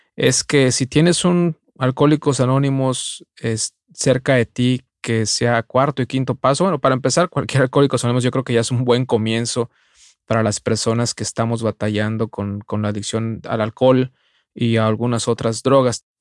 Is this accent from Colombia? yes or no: no; Mexico; de nacimiento como muchos mexicanos, católico